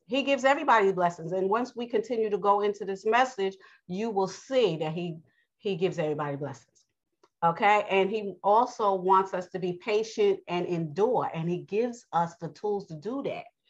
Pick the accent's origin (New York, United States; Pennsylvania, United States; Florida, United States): New York, United States; accent: New York; I have a New York accent, so I am from New York